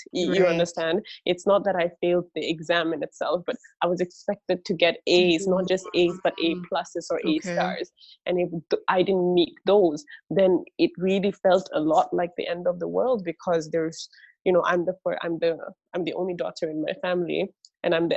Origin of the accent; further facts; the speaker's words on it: Singapore; also born or lived in Bangladesh; I was born in Bangladesh, and that's where my grandparents and my extended family still lives in right now. And my parents migrated to Singapore. So, you know, we're like the first generation immigrant family. And they moved to Singapore when I was about 4 or 5 years old. Right. So I grew up I only remember mostly about growing up in Singapore